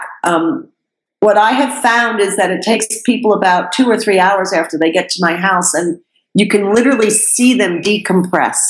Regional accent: New York, United States; moved away; I'm a New Yorker

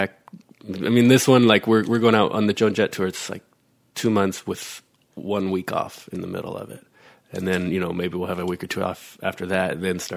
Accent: Shoreline Amphitheatre, California, United States; the Shoreline Amphitheater, which is, you know, like 15,000 people. And it's my hometown

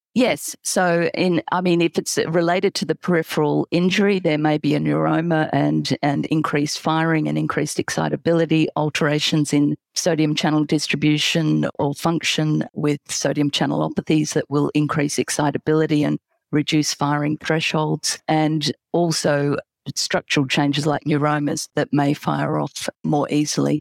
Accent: Australia; accent: Australian; now in London, United Kingdom; from my accent that I'm gonna say Australia

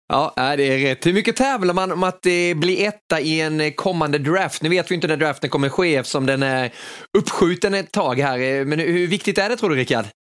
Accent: Kronoberg County, Sweden; jag växte upp där i Kronoberg

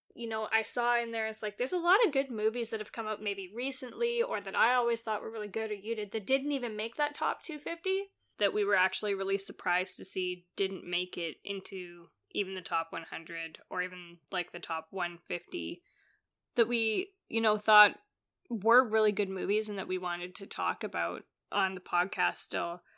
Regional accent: Canada; I'm Canadian

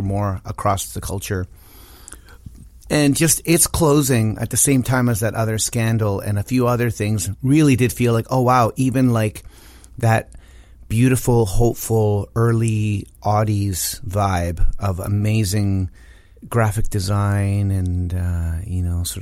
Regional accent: Chile; now in Canada; I was born in Chile

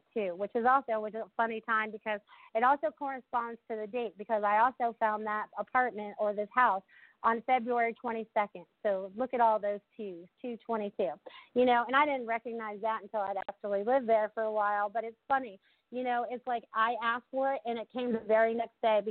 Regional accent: New England, United States; now in Sarasota, United States; growing up in New England

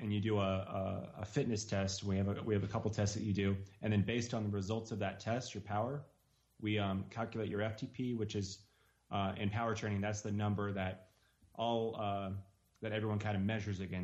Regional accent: Reno, Nevada, United States; We're from Reno, Nevada.

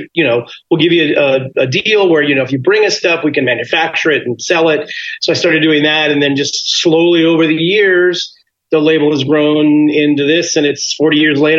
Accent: Los Angeles, California, United States; I grew up in Los Angeles, California. So living in Los Angeles

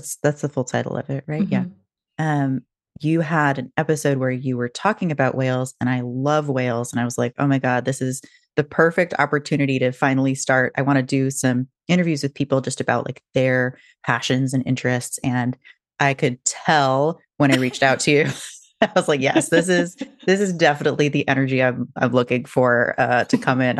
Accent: Washington, United States; I grew up near the Puget Sound. So even mm-hmm. though I didn't really see whales, they were like, you know, farther north and not really like in Seattle.

